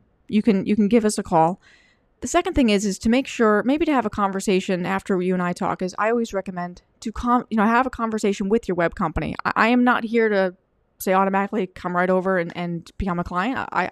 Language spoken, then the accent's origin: English; Wales, United Kingdom; And I'm actually from England. I'm actually from Wales.